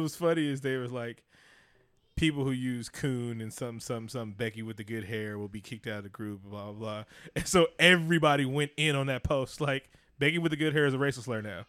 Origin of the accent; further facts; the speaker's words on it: Oakland, California, United States; I grew up in East Oakland